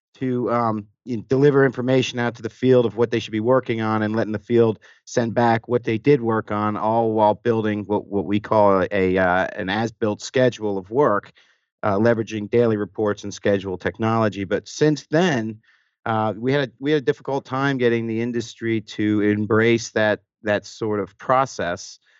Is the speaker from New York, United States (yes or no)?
yes; New York, United States; moved away as an adult; now in Atlanta, United States; I was born and raised actually in New York